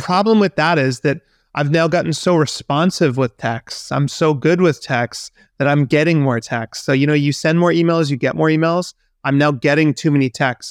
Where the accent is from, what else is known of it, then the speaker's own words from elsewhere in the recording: Vancouver, British Columbia, Canada; moved away; in my hometown